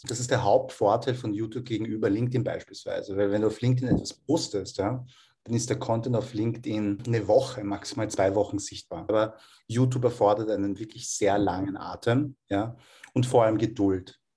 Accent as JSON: {"language": "German", "region": "Vienna", "country": "Austria", "tie": "born or raised there", "said": "Ja, ich bin in Wien geboren und aufgewachsen, also Unterhaltung."}